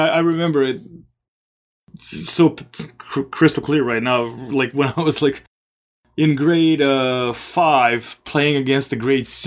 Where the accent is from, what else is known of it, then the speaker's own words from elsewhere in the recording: Belgrade, Serbia; moved away; I'll speak for Belgrade, for my hometown